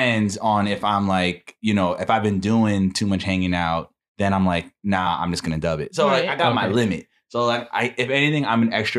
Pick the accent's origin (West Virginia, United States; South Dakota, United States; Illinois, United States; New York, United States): New York, United States; New York City; Born and raised in Queens, New York.